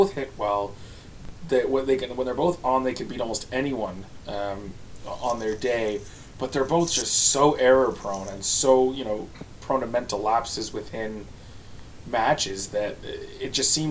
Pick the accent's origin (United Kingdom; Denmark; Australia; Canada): Canada; I'm Canadian